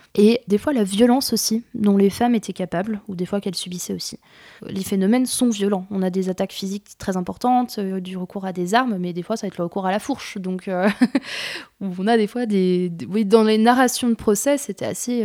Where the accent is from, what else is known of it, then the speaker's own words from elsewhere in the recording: Jura, Bourgogne-Franche-Comté, France; suis du Jura de base. Du coup, j'aimerais bien travailler aussi sur la Franche-Comté, qui est ma région d'origine